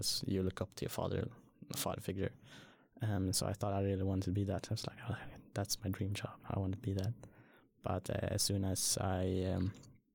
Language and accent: English; Sweden; also born or lived in Surin, Thailand; I came to Sweden when I was like 4 or 5, I think.